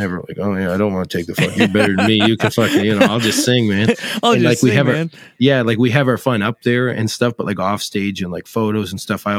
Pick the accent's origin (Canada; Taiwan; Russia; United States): Canada; Pictou County, Nova Scotia; We're from Pictocani